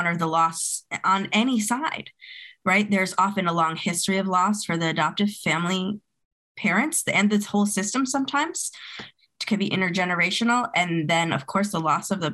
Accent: New England, United States; also born or lived in Colombia; I was legally trafficked from Colombia as an infant, raised by a white adoptive family system in New England

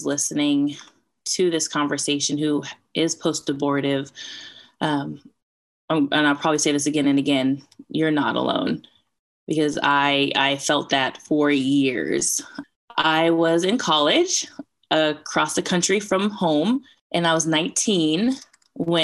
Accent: Bay Area, California, United States; also born or lived in outside Atlanta, Georgia; now in Atlanta, United States; I'm from the Bay Area, California, but currently live outside of Atlanta, Georgia.

